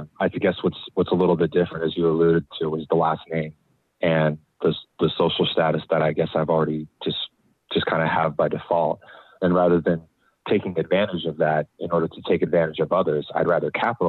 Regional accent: Bay Area, California, United States; growing up in the Bay Area

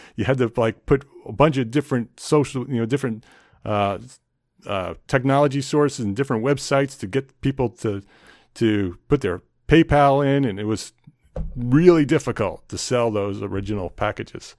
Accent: New Jersey, United States; moved away as an adult; also born or lived in Westchester County, New York; now in North Carolina, United States; I grew up in New Jersey

